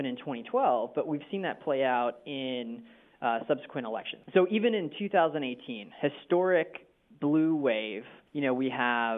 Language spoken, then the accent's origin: English; Massachusetts, United States; moved away as an adult; now in Washington, D.C., United States; working for my home state Senator Ted Kennedy